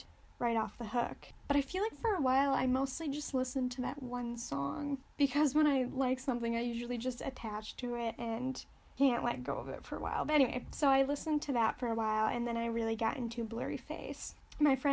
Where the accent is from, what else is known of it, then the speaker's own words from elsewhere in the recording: Michigan, United States; I'm from Michigan